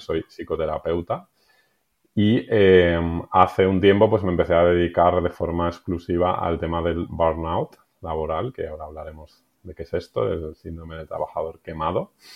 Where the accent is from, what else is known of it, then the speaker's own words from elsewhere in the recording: Madrid, Community of Madrid, Spain; moved away as an adult; now in Benasque Valley, Spain; Soy madrileño, aunque hace un tiempo me mudé y me fui a vivir al Pirineo